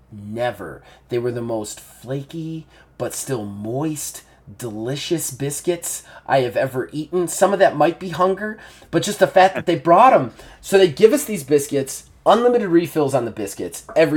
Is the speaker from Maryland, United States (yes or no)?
no; Ohio, United States; being from Ohio in a normal place